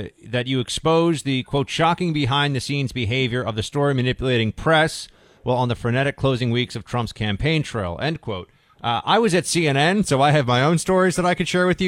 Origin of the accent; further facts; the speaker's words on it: New York, United States; I grew up in New York